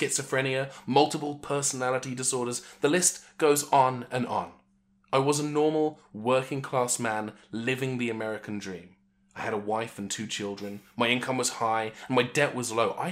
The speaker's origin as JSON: {"language": "English", "country": "United Kingdom", "said": "I'm actually British."}